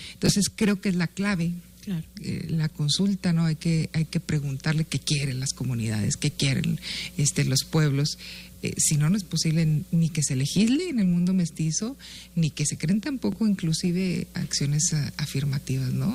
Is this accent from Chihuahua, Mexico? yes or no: yes; Guachochi, Chihuahua, Mexico; Huachochi, en la tierra eh, donde yo nací